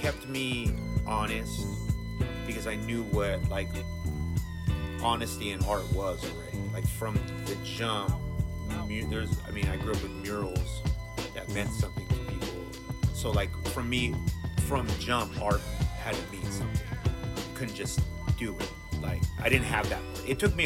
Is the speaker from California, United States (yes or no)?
yes; San Diego, California, United States; because of growing up in Vadiologan